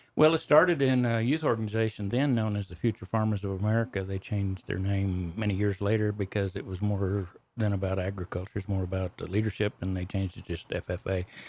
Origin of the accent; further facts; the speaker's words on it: Texas Panhandle, United States; I grew up on a ranch in the Panhandle of Texas. That's where my accent comes from